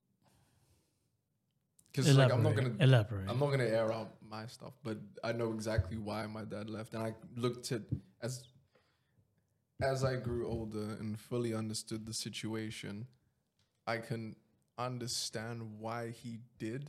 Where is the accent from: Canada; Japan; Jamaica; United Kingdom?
Jamaica; moved away; I was raised in Jamaica for a good portion of my life